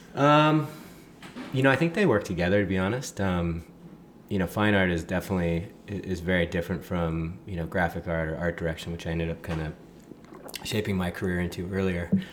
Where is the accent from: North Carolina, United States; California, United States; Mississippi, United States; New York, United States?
California, United States; Laguna Beach; also born or lived in Los Angeles, California; grew up uh, just kind of off Skyline here in Laguna